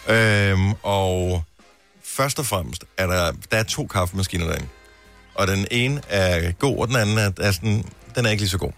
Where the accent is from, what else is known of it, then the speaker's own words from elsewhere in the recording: Funen, Southern Denmark, Denmark; jeg er opvokset på Fyn